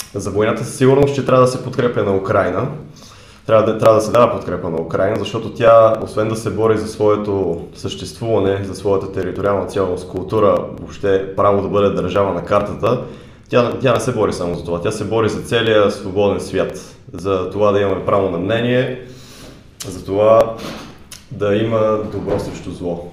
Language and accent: Bulgarian; Bulgaria; moved away as an adult; now in London, United Kingdom